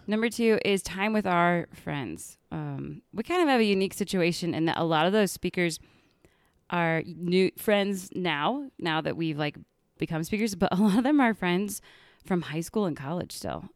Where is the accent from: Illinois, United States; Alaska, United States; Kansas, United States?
Kansas, United States; now in Denver, United States; I grew up in Kansas